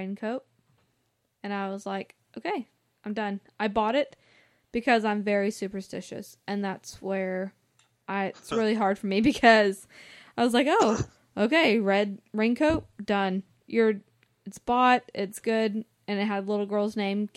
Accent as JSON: {"language": "English", "area": "the South", "region": "Southern United States", "country": "United States", "said": "I'm from the Southern"}